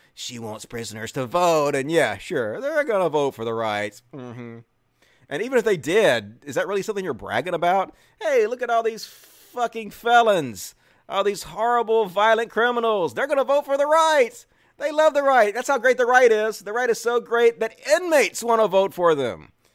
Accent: Mississippi, United States; I grew up in Mississippi around people who are not really trans or gay friendly

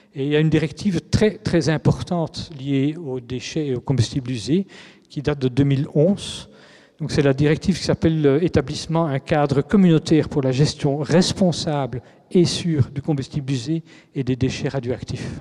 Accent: Belgium; en tant que Belge

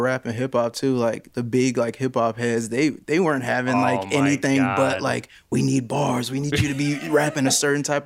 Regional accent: Chicago, Illinois, United States; growing up in Chicago, even just being from Chicago

